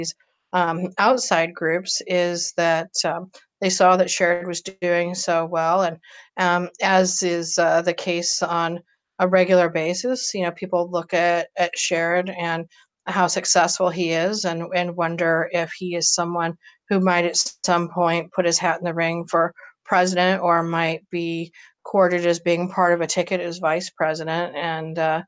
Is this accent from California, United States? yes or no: no; Akron, Ohio, United States; my hometown, for my community